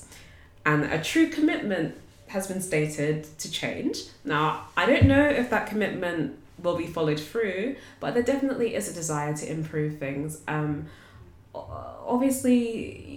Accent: United Kingdom; we're British

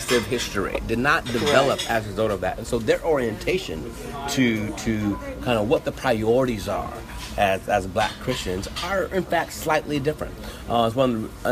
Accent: Toledo, Ohio, United States; my hometown, Toledo, Ohio

